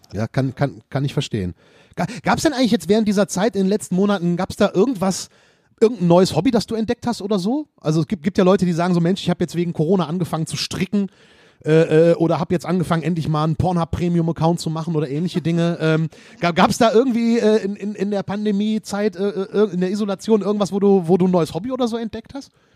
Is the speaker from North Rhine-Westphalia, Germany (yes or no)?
yes; Mettmann district, North Rhine-Westphalia, Germany; wir haben im Kreis Mettmann ein eigenes Impfzentrum. Ah, okay. Äh, tatsächlich auch in meiner Heimatstadt